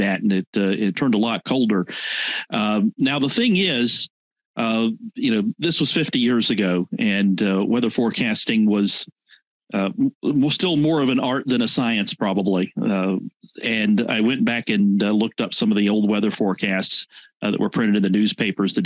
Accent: Rock Hill, South Carolina, United States; I grew up in Rock Hill, late 70s in the 80s.

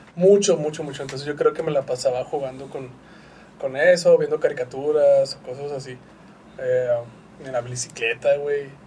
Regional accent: Parral, Chihuahua, Mexico; now in Ciudad Juárez, Mexico; yo nací en Parral, Chihuahua

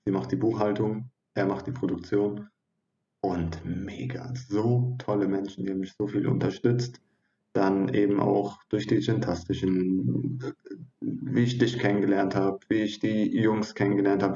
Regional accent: Neuwied, Rhineland-Palatinate, Germany; moved away as an adult; also born or lived in Hatay, Turkey (parents' origin); now in southern Germany; stamme ursprünglich aus Neuwied, äh, bin dort geboren und aufgewachsen und zur Schule gegangen

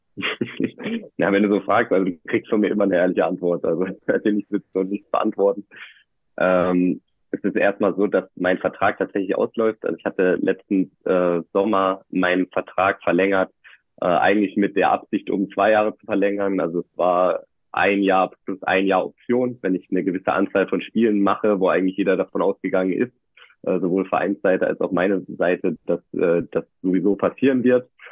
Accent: North Rhine-Westphalia, Germany; moved away as an adult; also born or lived in Merseburg; now in Leipzig, Germany; Ich bin äh, tatsächlich in Nordrhein-Westfalen groß geworden

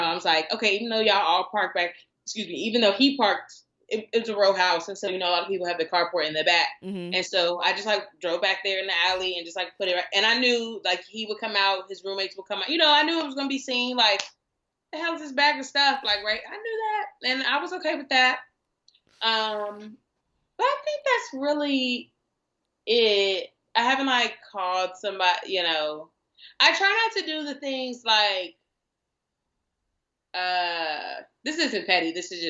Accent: Houston, Texas, United States; also born or lived in Indiana; I'm originally from Houston, but I've been here 14 years. I came here from Indiana, which is where I graduated from high school.

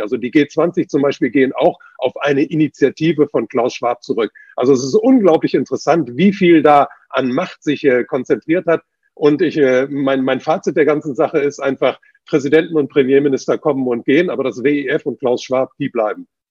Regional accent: China; moved away; ich bin ja in China geboren.

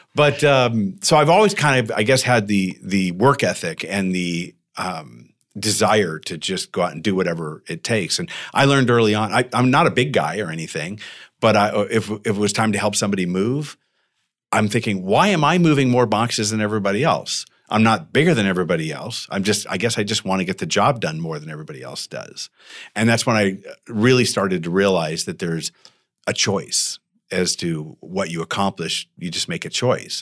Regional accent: Tucson, Arizona, United States; now in Temecula, United States; I grew up in Tucson where it's hot and nasty

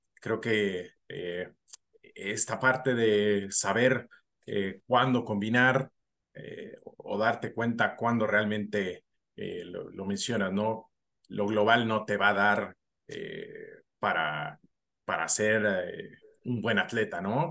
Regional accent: Mexico; como profesionales mexicanos

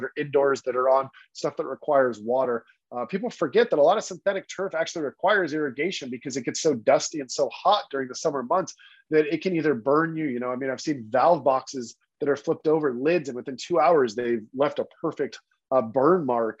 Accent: Texas, United States; I grew up in Texas

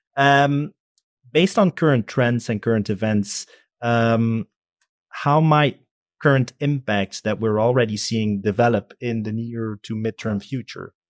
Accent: Belgium; I'm from Belgium

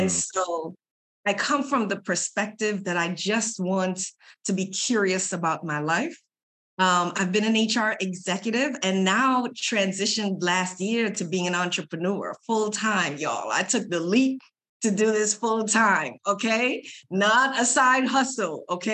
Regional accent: Trinidad & Tobago; moved away; I am a Caribbean woman. I'm originally from Trinidad and Tobago

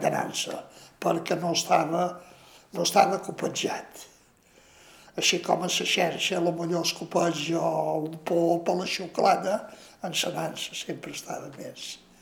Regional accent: Ciutadella, Balearic Islands, Spain; Vaig néixer a Ciutadella, perquè els meus pares van venir de Mallorca

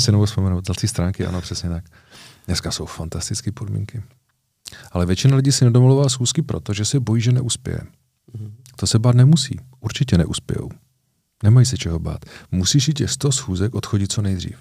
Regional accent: Moravia, Czechia; u nás na Moravě

